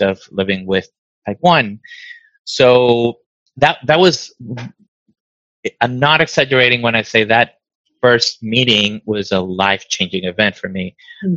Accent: Caracas, Capital District, Venezuela; moved away as an adult; now in Stockton, United States; I was born in Caracas, and uh, we came to the U.S. in 2000

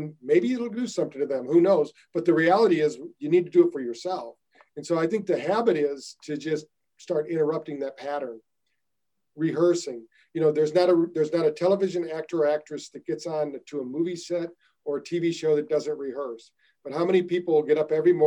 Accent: United States; I'm American

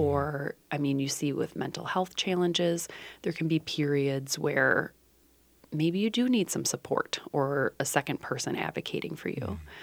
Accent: Dubuque, Iowa, United States; in my hometown of Dubuque, Iowa when I was fourteen

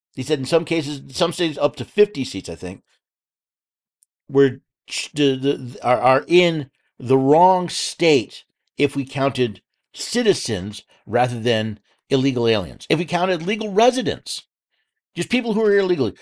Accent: New York City, New York, United States; I was born in New York City

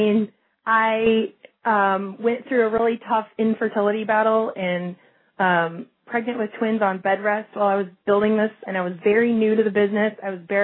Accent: Chicago, Illinois, United States; moved away as an adult; now in Phoenix, United States; I'm from Chicago, where it's very cold, great city, but so cold.

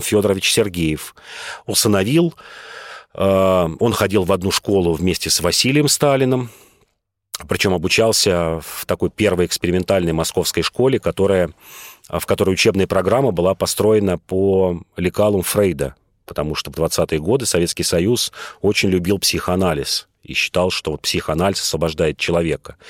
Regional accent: Moscow, Russia; я москвич, и нам, и мы тут многие москвичи

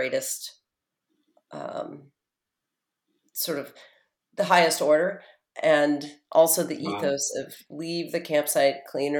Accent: Portland, Oregon, United States; moved away as an adult; also born or lived in Honolulu, Hawaii; now in New York City, United States; I grew up in Oregon with nature and activism and a real sense of personal freedom, you know, kind of a nature-based spiritual yeah. philosophy. My parents left the Catholic Church and were fairly atheistic in their approach when I was younger.

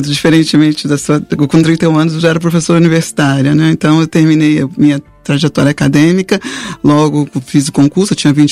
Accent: Rio de Janeiro, Brazil; Eu nasci na, eu sou da, nasci na Ilha do Governador, então é, minha família é da Ilha do Governador.

